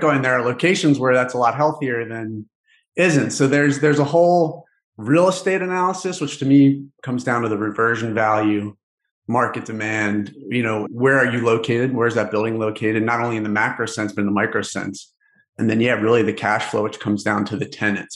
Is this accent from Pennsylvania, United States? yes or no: yes; Philadelphia, Pennsylvania, United States; I'm from Philadelphia